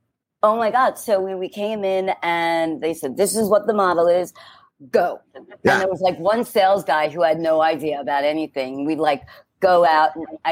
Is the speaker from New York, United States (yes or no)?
yes; New York, United States; I'm like, but I'm a New Yorker.